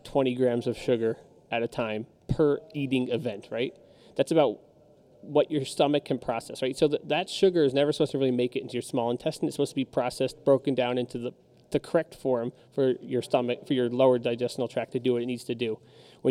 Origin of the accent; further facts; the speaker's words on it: New Jersey, United States; I'm from Jersey